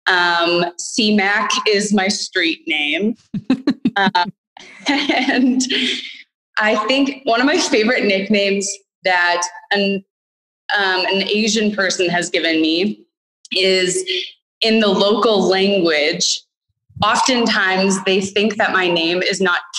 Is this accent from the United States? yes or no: no; Winnipeg, Manitoba, Canada; moved away as an adult; also born or lived in Asia; I grew up and lived in Winnipeg up until about 5 years ago when I moved to Asia